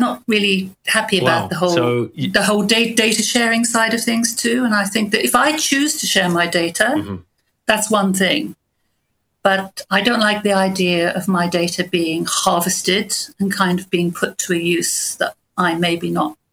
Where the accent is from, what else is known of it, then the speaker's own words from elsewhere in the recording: Bournemouth, South West England, United Kingdom; moved away as an adult; I grew up in Bournemouth, actually, and got away as quickly as I could